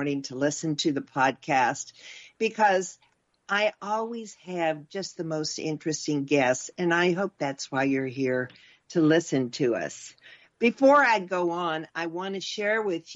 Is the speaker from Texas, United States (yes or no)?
yes; Texas, United States; we're both from Texas